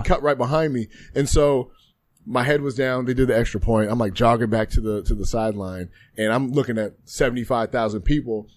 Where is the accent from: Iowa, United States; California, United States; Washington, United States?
Washington, United States; Spokane; growing up, you know, in, in Washington State, I'm from Eastern Washington, Spokane to be exact